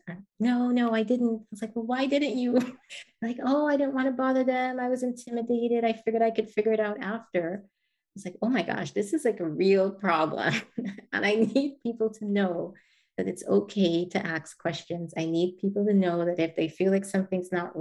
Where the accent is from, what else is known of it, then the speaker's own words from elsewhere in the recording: Guyana; I was born and raised in Guyana in South America